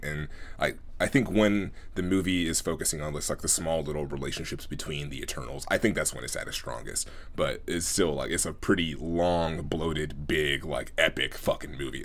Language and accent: English; Oakland, California, United States; growing up in Oakland, at, being at my grandmother's house almost every day during the summer and oftentimes after school